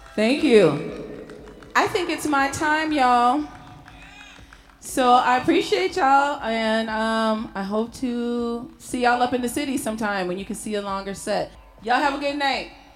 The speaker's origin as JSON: {"language": "English", "town": "Saint Paul", "region": "Minnesota", "country": "United States", "lives_now": "Minneapolis, United States", "said": "I'm from the Twin Cities. I'm a St. Paul girl, currently living in the Apple, the Mini Apple."}